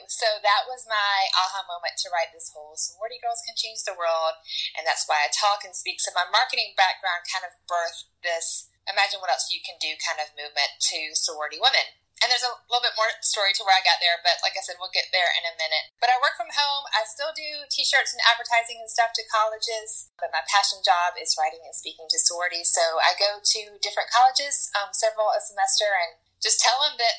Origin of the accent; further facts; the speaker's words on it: Atlanta, Georgia, United States; moved away as an adult; also born or lived in Statesboro, Georgia; now in Chattanooga, United States; grew up in Atlanta, but spent the past several years of my life living in a small town called Statesboro, Georgia, which is home of Georgia Southern University.